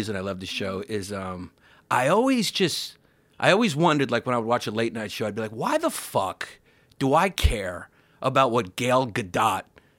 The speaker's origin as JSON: {"language": "English", "region": "New York", "country": "United States", "said": "That's the one thing about being a New Yorker."}